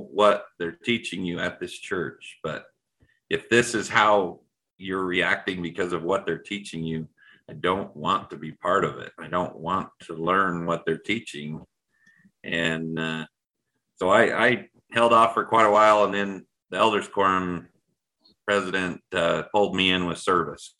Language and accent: English; Utah, United States; I was raised in Utah